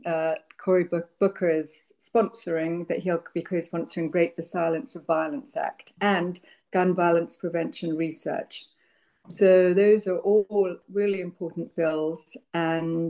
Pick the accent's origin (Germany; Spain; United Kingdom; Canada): United Kingdom; England; now in United States; I grew up in England, so there was no chance of me even seeing a gun